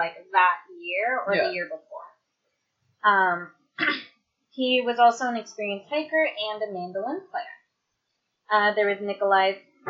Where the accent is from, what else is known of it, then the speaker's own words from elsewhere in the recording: Canada; I'm Canadian, where our second